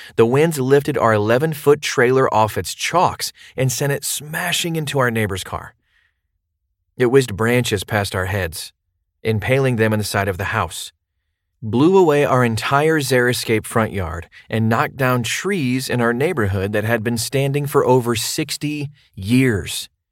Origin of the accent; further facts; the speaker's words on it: New Orleans, Louisiana, United States; my hometown of New Orleans